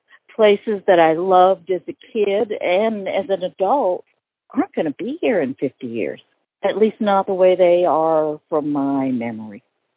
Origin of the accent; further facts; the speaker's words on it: Florida, United States; Well, it's my home state. And it makes me kind of sad, really, that we had years and years and years of warning and we didn't listen.